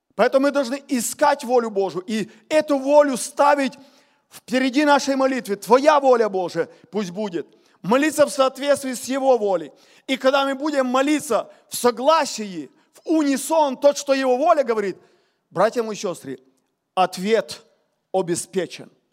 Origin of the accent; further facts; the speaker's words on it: Ukraine; я с Украины говорю